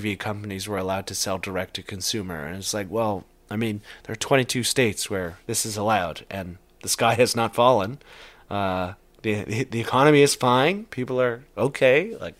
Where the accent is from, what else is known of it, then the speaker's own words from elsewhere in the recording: Canada; as a Canadian who's covered cannabis since pre-legalization